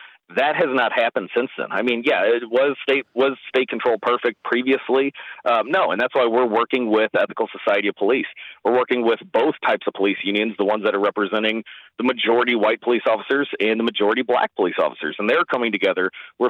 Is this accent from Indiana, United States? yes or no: no; Ferguson, Missouri, United States; growing up in Ferguson, Missouri, family and friends still in St. Louis City and St. Louis County